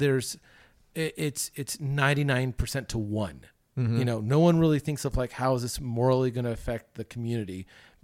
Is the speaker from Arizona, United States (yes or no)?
no; Southern California, United States; the church that I grew up with in Southern California